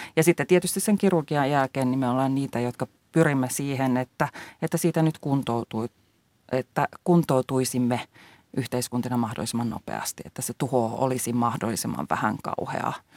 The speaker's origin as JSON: {"language": "Finnish", "country": "Finland", "said": "Meillä Suomessa"}